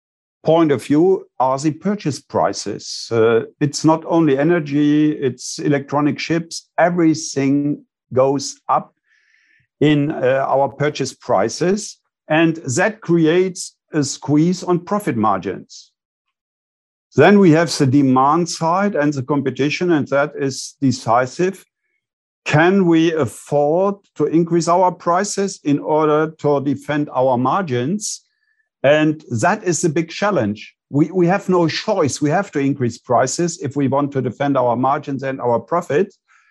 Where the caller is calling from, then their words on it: Bonn, North Rhine-Westphalia, Germany; I'm calling in from Bonn, Germany.